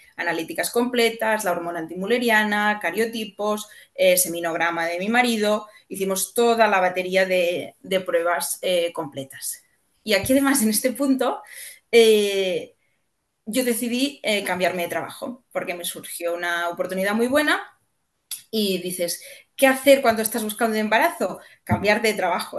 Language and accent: Spanish; Catalonia, Spain; soy catalana